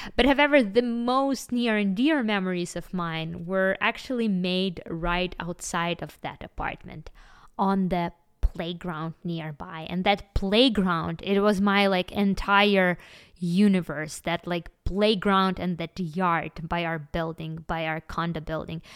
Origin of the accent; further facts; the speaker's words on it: Kyiv, Ukraine; I was born in Ukraine in the nineties, and, uh, me and my family, we lived in a very small and simple apartment in the heart of, of the capital city, Kyiv